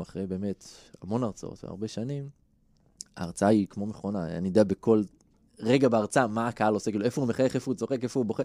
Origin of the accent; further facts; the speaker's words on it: Israel; אני גדלתי בקיבוץ